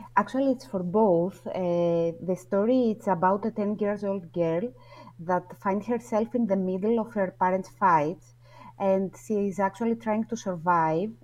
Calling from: Athens, Attica, Greece; calling from Athens, Greece.

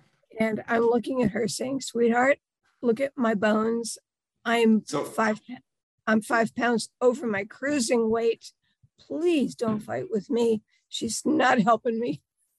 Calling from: Delaware, United States; I am in Delaware.

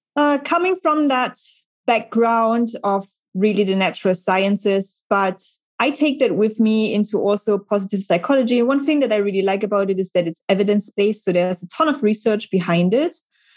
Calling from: Hamburg, Germany; So I'm dialing in from Hamburg in Germany

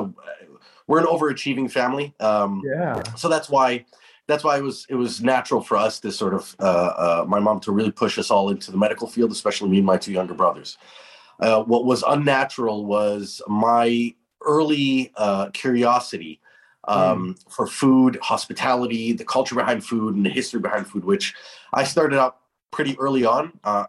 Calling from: Cairo, Cairo Governorate, Egypt; My walk-in closet. Cairo, Egypt.

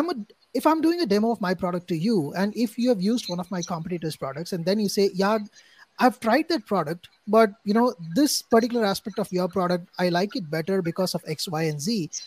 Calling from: India; say right now I'm talking from India. It's like 12 in the night.

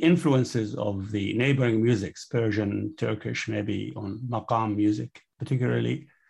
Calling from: Charlottesville, Virginia, United States; I'm calling from Charlottesville, Virginia.

